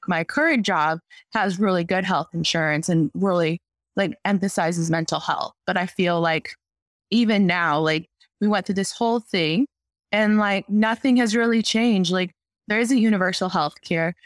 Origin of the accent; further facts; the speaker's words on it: Arizona, United States; now in Chicago, United States; I'm originally from Arizona